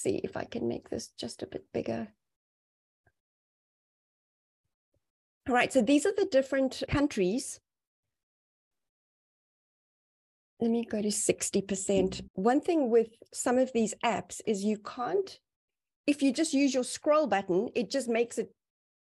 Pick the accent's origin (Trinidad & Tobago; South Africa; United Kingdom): South Africa